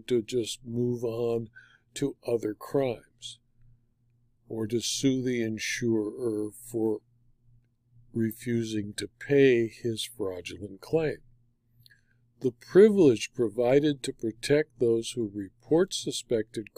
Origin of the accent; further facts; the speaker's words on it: California, United States; my home state of California